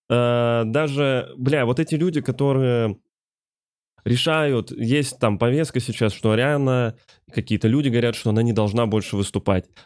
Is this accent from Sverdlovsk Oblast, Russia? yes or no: no; Moscow, Russia; Да, я да, такой, да, помню, я москвич.